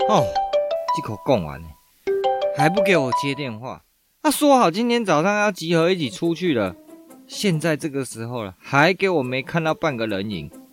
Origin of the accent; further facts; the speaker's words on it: Chiayi, Taiwan; 我们嘉义地区最有名的布袋戏大会集